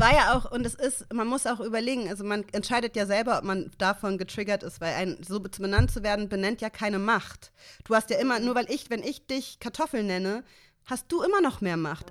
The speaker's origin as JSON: {"language": "German", "region": "Hamburg", "country": "Germany", "tie": "born or raised there", "said": "ich bin in Mümmelmannsberg aufgewachsen in Hamburg"}